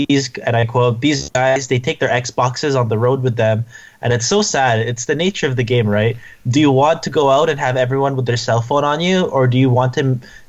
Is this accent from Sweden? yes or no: no; Canada; we're Canadian.